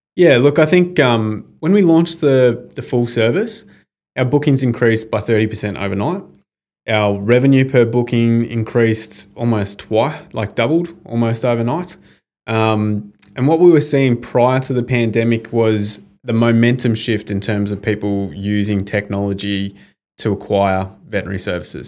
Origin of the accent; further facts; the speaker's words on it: Bendigo, Victoria, Australia; growing up in Bendigo, I was one of like a handful of Indigenous kids there